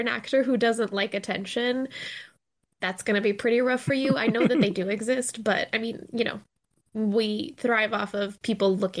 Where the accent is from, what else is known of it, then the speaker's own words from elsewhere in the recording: Mexico City, Mexico; moved away as an adult; now in Chicago, United States; I'm originally from Mexico City, but I came to Chicago to study acting and theater